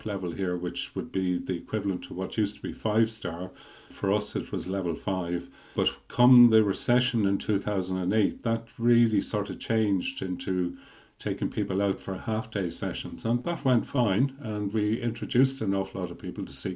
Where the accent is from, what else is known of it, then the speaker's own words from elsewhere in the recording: North Leitrim, Connacht, Ireland; moved away as an adult; also born or lived in Dublin; I'm from the Northwest in North Leitrim, and I spent my working life in and around Dublin